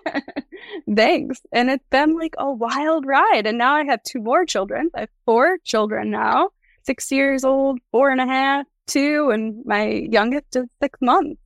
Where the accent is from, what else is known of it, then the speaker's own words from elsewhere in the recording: New York, United States; my hometown here in New York